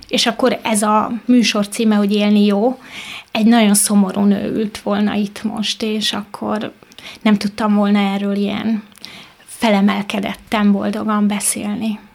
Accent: Mezőlak, Veszprém County, Hungary; also born or lived in Pápa; Pápán születtem, de egy kis faluban mezőlakon éltem.

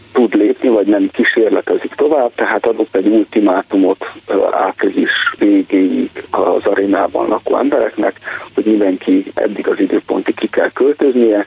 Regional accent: Romania; amit mondjuk Romániában magyar kisebbségként tapasztalunk

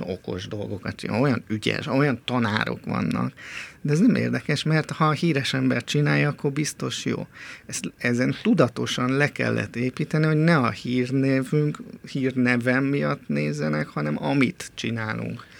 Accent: Budapest, Hungary; én Pesten nőttem fel a körúton

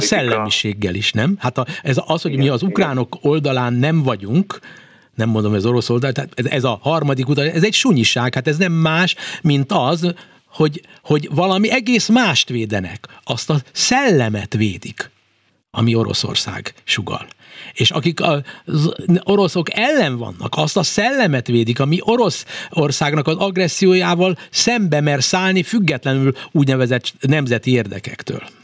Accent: Hungary; nem tehetek arról, hogy magyar vagyok, nekem a magyar nyelv van mindenem, a magyar szívem

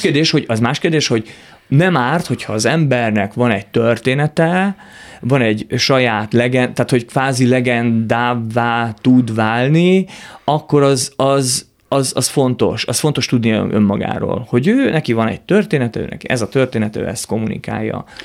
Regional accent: Hungary; first language Hungarian; Magyarországon élek, én magyar ember vagyok, magyar, ma, én azt érzem, hogy magyarul az anyanyelvemen tudom igazából kifejezni magam

